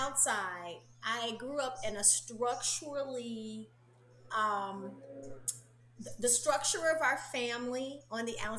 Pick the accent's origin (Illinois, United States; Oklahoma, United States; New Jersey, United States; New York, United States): Illinois, United States; Chicago; now in Orlando, United States; I felt like I grew up also in Chicago. Like, now I live in Orlando, Florida, which is the home for my soul. But I'm originally from Chicago